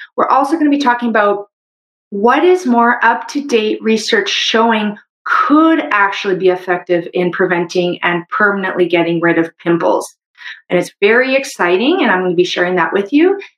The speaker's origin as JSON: {"language": "English", "country": "Canada", "said": "I'm a Canadian medical doctor"}